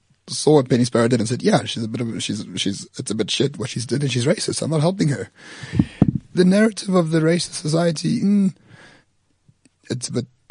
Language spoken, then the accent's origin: English; France; I'm not English. I'm French